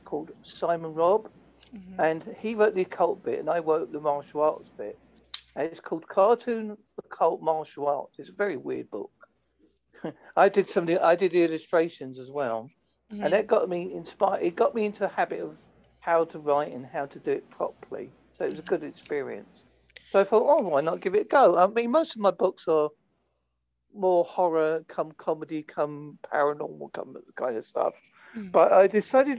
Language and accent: English; Essex, East of England, United Kingdom; moved away; I come from Essex originally